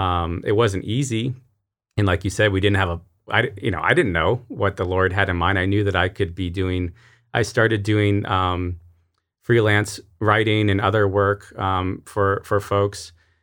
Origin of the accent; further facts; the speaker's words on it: Rochester, New York, United States; I came from Rochester and didn't know what hots were.